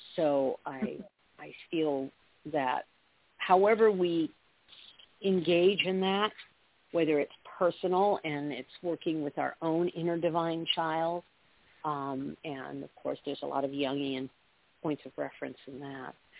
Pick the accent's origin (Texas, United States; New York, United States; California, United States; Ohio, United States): California, United States; Southern; I grew up in Southern California